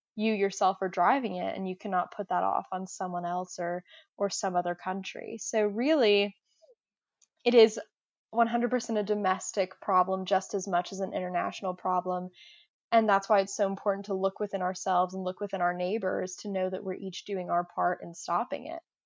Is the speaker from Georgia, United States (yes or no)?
yes; Augusta, Georgia, United States; I'm from Augusta, Georgia